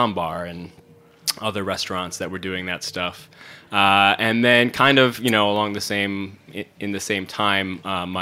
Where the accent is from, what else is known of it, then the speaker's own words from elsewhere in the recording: Syracuse, New York, United States; moved away as an adult; also born or lived in Brooklyn; now in Hudson Valley, United States; I grew up in central New York, in Syracuse.